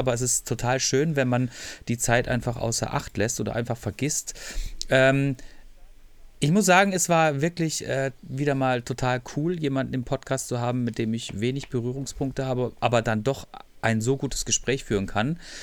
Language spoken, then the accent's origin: German; Freiburg, Baden-Württemberg, Germany; ich komme auch aus Freiburg